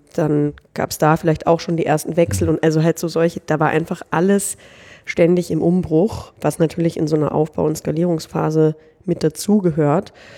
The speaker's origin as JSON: {"language": "German", "region": "Northern Germany", "country": "Germany", "tie": "born or raised there", "moved": "as an adult", "lives_now": "Austria", "said": "ich komme eigentlich aus Norddeutschland, da bin ich aufgewachsen"}